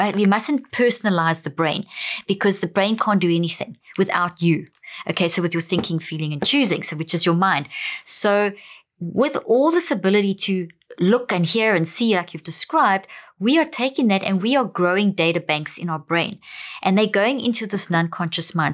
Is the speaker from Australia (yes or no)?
no; South Africa; also born or lived in Zimbabwe; I come from Zimbabwe, born there, but I grew up in South Africa.